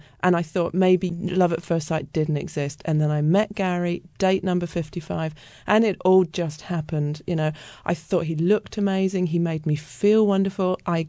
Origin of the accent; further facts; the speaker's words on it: United Kingdom; I mean, I'm British, so it was slightly different